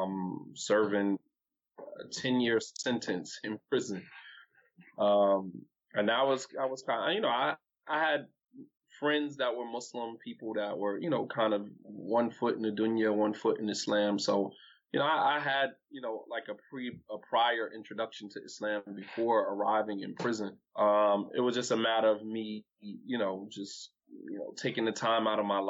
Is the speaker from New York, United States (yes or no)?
no; East Orange, New Jersey, United States; now in Delaware, United States; I'm from Jersey, man. I'm from East Orange, New Jersey